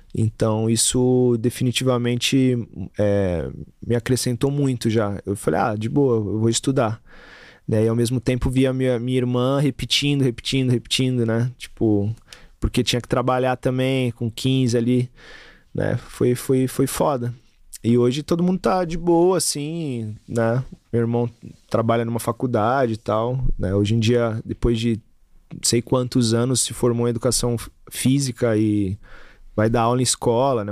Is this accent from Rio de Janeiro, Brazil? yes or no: no; São Paulo, Brazil; eu sou da, de Taquera, eu tenho que ser corintiano